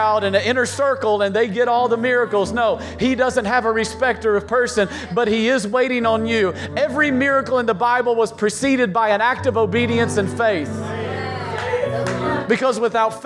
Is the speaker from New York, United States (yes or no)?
no; East Tennessee, United States; accent: hillbilly; now in Virginia, United States; I grew up in East Tennessee